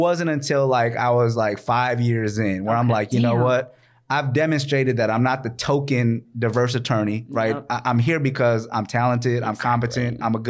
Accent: Minneapolis, Minnesota, United States; I grew up in North Minneapolis around all Black folks.

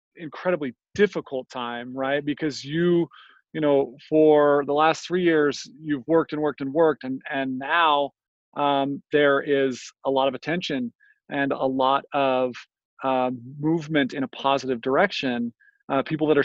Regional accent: Ogden, Utah, United States; I grew up here in the Ogden area too

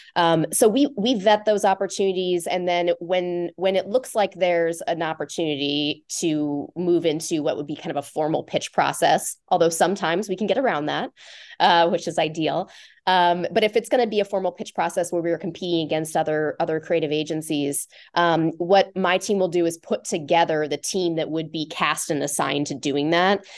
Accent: Omaha, Nebraska, United States; moved away as an adult; also born or lived in Lincoln, Nebraska; now in Chicago, United States; I grew up in Omaha

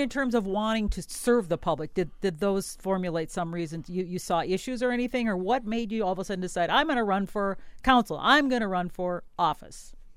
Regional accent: Wisconsin, United States; now in Mankato, United States; I came here in nineteen eighty-eight, And I was from Wisconsin

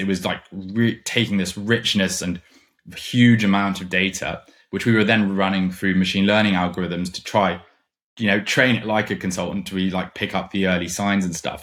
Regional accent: Germany; moved away as an adult; now in London, United Kingdom; I grew up in Germany. And then I came to London for uni

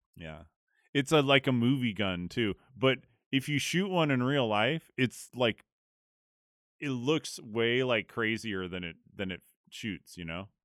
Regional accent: California, United States; I was from California

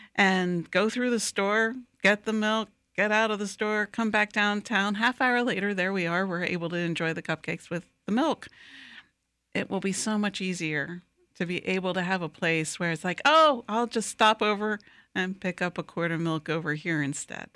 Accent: Wilmington, Delaware, United States; now in Lakeland, United States; I grew up in Wilmington, Delaware

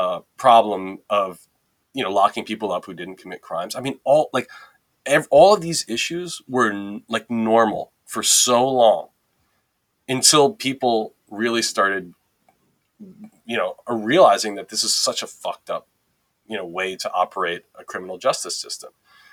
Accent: New York, United States; we were growing up in New York

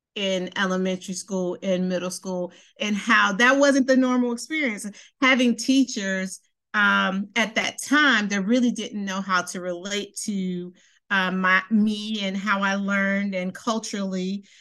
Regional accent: Milwaukee, Wisconsin, United States; now in Baltimore, United States; I am from Milwaukee. Um, I actually went to um 53rd Street. I went to St. Stephen's

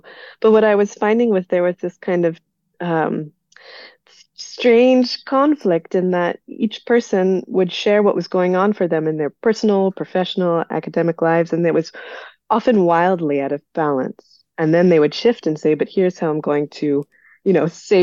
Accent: United States; moved away as an adult; also born or lived in Belgium; I'm originally from the United States

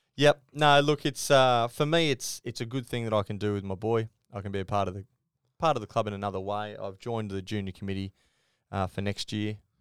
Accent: Queensland, Australia; as a Queenslander

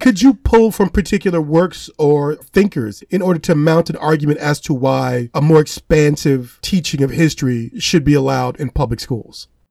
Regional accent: Gary, Indiana, United States; moved away as an adult; I'm identifying where I come from as my hometown of Gary, Indiana

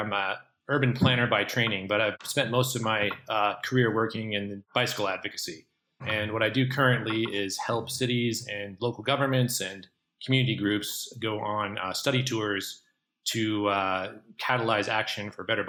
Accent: Pacific Northwest, United States; moved away as an adult; also born or lived in Northeast (college); now in Boulder, United States; I went to college in the Northeast, and I'm from the Pacific Northwest originally.

